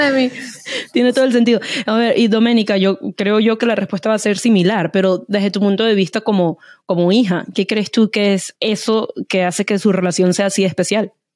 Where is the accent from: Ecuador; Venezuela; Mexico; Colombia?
Venezuela; como diríamos en Venezuela